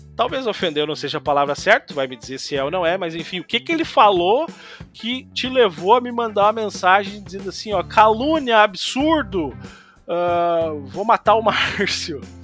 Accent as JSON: {"language": "Portuguese", "area": "Porto Alegre metropolitan region", "region": "Rio Grande do Sul", "country": "Brazil", "said": "a minha cidade é, é da 40 quilômetros, é região metropolitana também, é pertinho"}